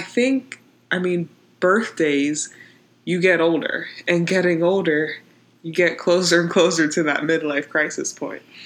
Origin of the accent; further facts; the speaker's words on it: Pittsburgh, Pennsylvania, United States; I'm from Pittsburgh